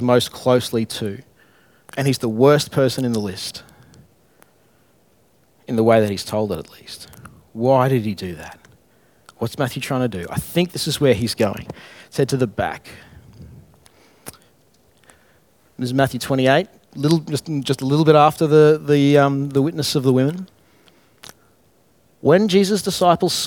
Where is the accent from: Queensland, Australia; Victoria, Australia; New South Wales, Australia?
Queensland, Australia; Brisbane; I'm from Alex Gale, Brisbane, childhood of difficult times in my own mind at least